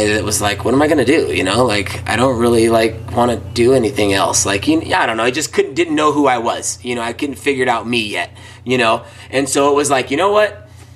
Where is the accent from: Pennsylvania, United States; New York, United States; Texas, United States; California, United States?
California, United States; Oakland; moved away; I was born and raised in Northern California. And I actually grew up in Oakland, in the Oakland area, Bay Area